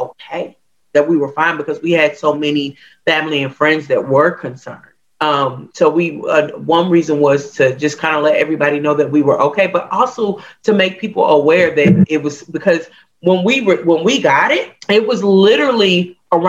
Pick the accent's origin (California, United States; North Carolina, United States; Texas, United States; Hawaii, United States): Hawaii, United States; growing up in Hawaii, music is everywhere